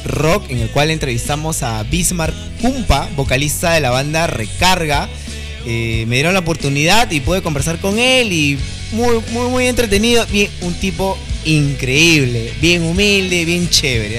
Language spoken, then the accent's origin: Spanish; Peru; nosotros como peruanos